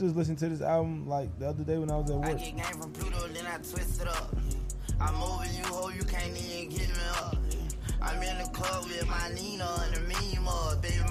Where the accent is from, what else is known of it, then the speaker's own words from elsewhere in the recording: Atlanta, Georgia, United States; we're from Atlanta.